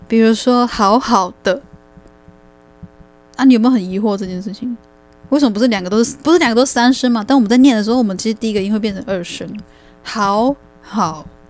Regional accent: Taiwan; 很多我们台湾人讲话就是，我们各地都有自己的发音特色

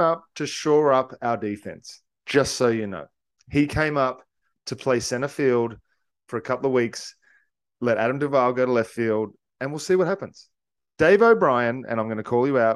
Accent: Australia; I'm from Australia. We're part of the Commonwealth. We grew up respecting and, and loving the Queen

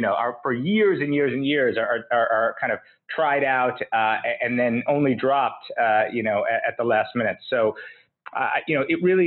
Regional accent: Tenafly, New Jersey, United States; also born or lived in New York; I was born in New York. I grew up in Tenafly, New Jersey

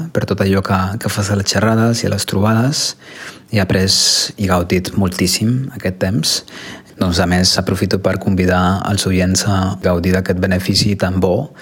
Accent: Costa Rica; Catalan is a second language; el noi de, de Costa Rica

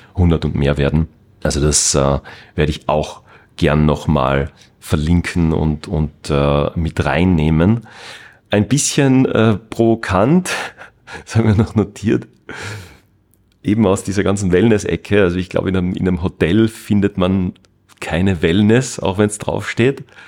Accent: Salzburg, Austria; da bei uns in Österreich, da in Salzburg

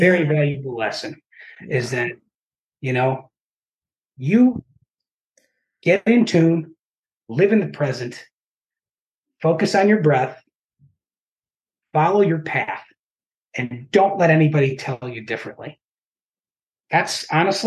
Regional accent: Chicago, Illinois, United States; now in Champaign-Urbana, United States; It's about 120 miles due south of Chicago. Matter of fact, where I work butts up against 57. So I like to joke that if I just hopped the fence and went north, I could get off in 2 hours and be in my hometown

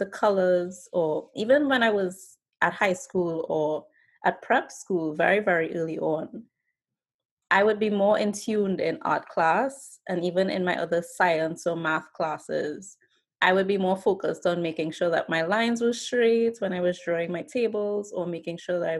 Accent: Trinidad & Tobago; So I actually grew up and was born and raised in Trinidad and Tobago. It's a twin island republic in the Caribbean, but I actually was born in Trinidad itself, that island.

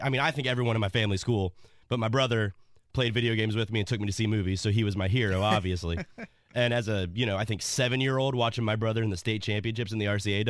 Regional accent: Zionsville, Indiana, United States; When I was growing up in Zionsville

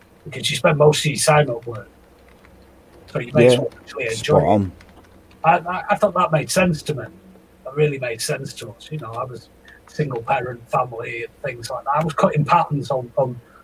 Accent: Stockport, North West England, United Kingdom; I grew up in Stockport, South Manchester, so it was quite a nice area.

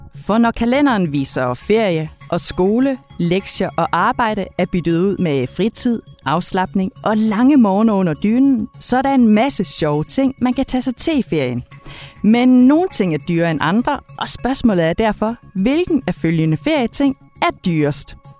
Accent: Denmark; det er vi danskere vilde med

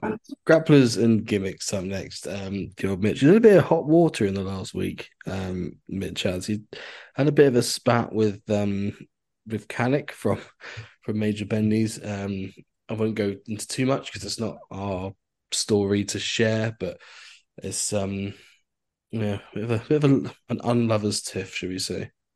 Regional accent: Cornwall, South West England, United Kingdom; Being a being a Cornish boy

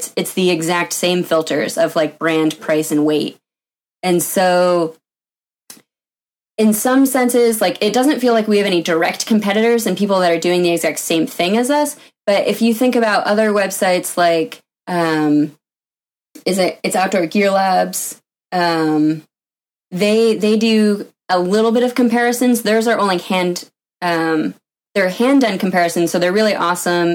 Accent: Vermont, United States; moved away as an adult; also born or lived in Washington; I grew up in Vermont, went to a big engineering school on the East Coast

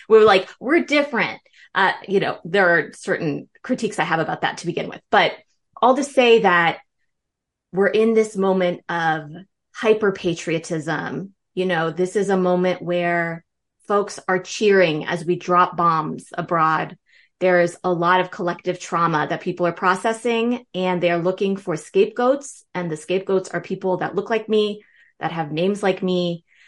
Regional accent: Northern Virginia, United States; also born or lived in Berlin, Germany; I grew up in Northern Virginia, you know, just outside Washington, D C.

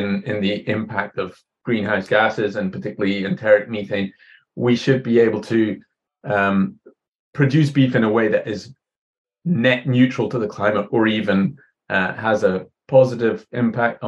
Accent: Scotland, United Kingdom; moved away as an adult; also born or lived in Ireland; now in New Zealand; I was born in Ireland, but grew up mostly in Scotland.

